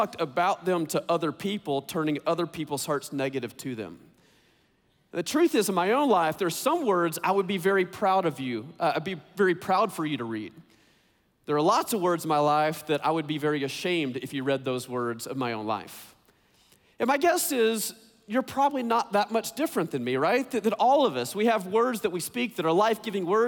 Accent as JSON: {"language": "English", "region": "Texas", "country": "United States", "tie": "born or raised there", "said": "I grew up in Texas"}